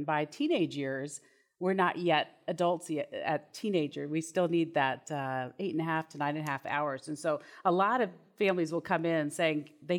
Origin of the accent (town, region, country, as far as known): Houston, Texas, United States